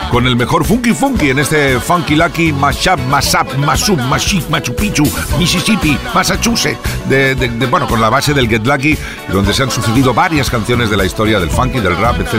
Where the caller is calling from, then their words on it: Valladolid, Castile and León, Spain; Hola, buenas noches. Eh … de Valladolid.